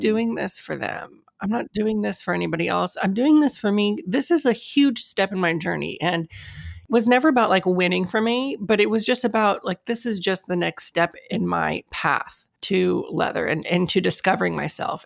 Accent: United States; I was born here in the States, and my, my parents were also born here in the States

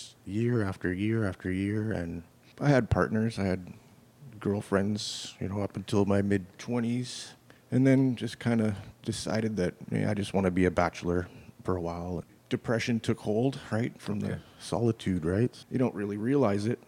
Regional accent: Winnipeg, Manitoba, Canada; also born or lived in New Brunswick; When I was growing up in New Brunswick, my family was religious, you know. We had to go to Sunday school. I think when my parents moved out west to Winnipeg

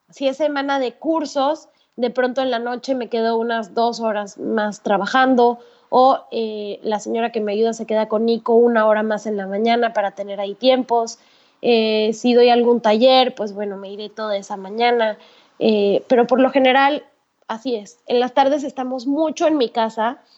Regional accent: Mexico; moved away as an adult; now in Panama

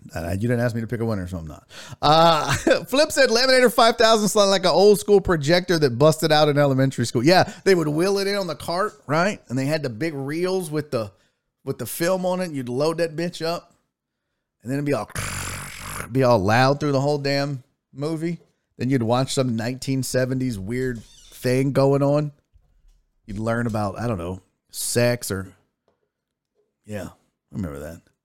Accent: United States; I'm American

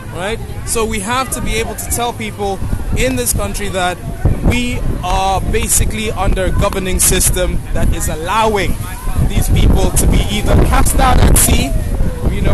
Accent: Kenya; moved away as an adult; now in Glasgow, United Kingdom; I'm from Kenya.

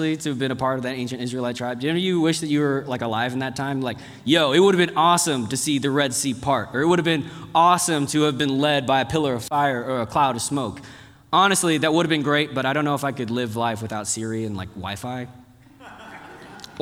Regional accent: Dallas, Texas, United States; moved away; also born or lived in South Korea; I grew up in Texas

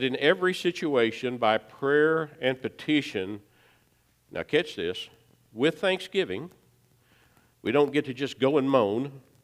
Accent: Baxter Springs, Kansas, United States; We were young marrieds in my hometown of Baxter Springs

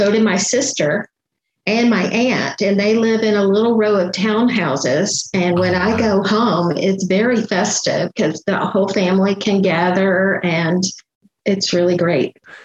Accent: Lexington, Kentucky, United States; also born or lived in Georgetown, Kentucky; now in Atlanta, United States; I was born in Georgetown, but moved about 20 minutes away and actually grew up in Lexington

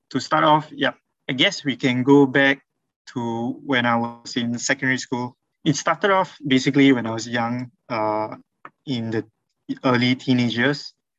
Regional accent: India; I'm an Indian Muslim convert, currently 28.

